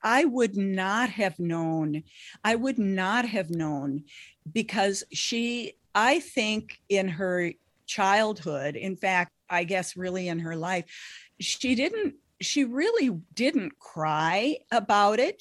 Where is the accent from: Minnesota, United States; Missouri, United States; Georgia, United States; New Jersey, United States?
Minnesota, United States; Lake of the Woods, northern; I grew up in Lake of the Woods in northern Minnesota